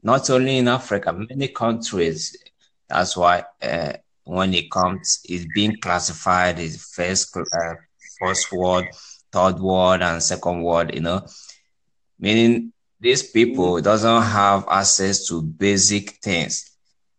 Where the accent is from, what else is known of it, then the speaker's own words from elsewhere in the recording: Dominican Republic; now in London, United Kingdom; I'm from Native Caribbean, place? Dominican Republic.